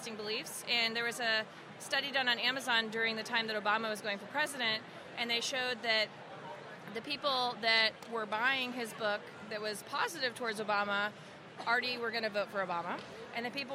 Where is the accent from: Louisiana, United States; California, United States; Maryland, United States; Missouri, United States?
Louisiana, United States; we're both actually from Louisiana